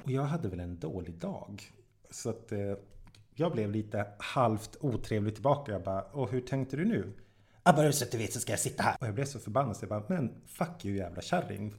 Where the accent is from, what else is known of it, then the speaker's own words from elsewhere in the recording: Jokkmokk, Norrbotten County, Sweden; moved away; jag kommer ju från Jokkmokk